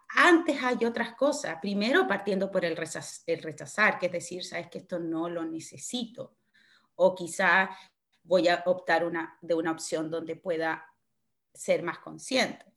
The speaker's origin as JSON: {"language": "Spanish", "town": "Osorno", "region": "Los Lagos", "country": "Chile", "moved": "as an adult", "lives_now": "Dublin, Ireland", "said": "yo soy chilena, soy osornina de corazón. Vivo hace ya un poco más de cuatro años en Dublín."}